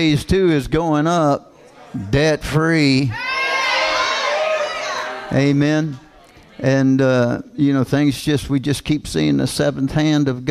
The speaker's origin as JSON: {"language": "English", "region": "Kentucky", "country": "United States", "said": "I'm from Kentucky."}